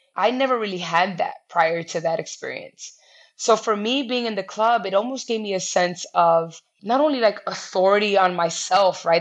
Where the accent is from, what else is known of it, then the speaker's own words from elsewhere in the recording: New York City, New York, United States; I'm classic New Yorker. I've lived here my entire life.